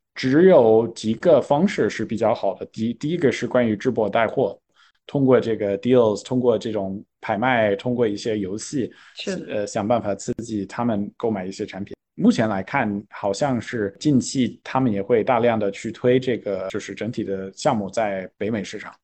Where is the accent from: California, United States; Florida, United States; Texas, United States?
California, United States; Chinese is a second language; moved away as an adult; now in China; 我作为一个图书书长的加州人，我回到硅谷